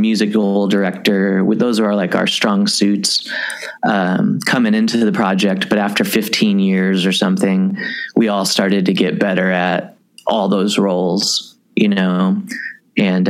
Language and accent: English; Southern Illinois, United States; moved away as an adult; also born or lived in Lake County, Indiana / Kentucky; Whenever I was younger, like 5 or 6, we moved to outside of St. Louis, like an hour in Southern Illinois. And when I was 18, I moved to Kentucky